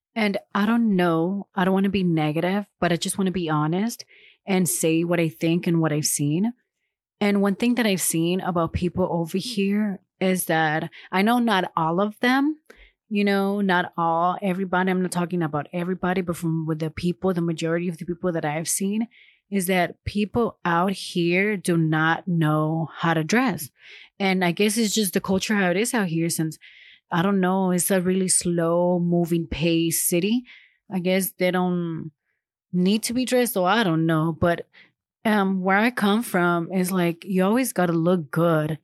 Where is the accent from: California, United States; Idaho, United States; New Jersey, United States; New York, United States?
California, United States; Los Angeles; born or raised there; moved away as an adult; now in Huntsville, United States